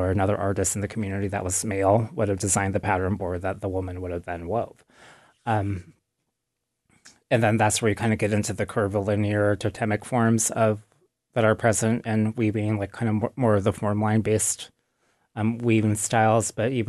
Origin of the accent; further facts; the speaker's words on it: Wrangell, Alaska, United States; I am … from the Tiatan clan in Wrangell, Alaska.